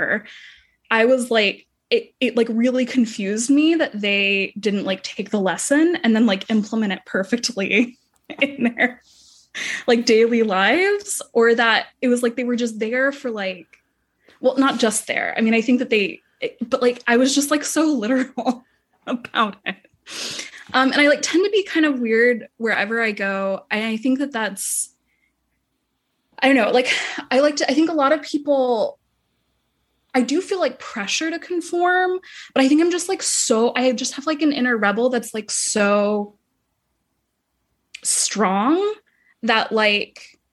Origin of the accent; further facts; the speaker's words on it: Dallas, Texas, United States; I grew up mostly in Texas, mostly in Dallas, Texas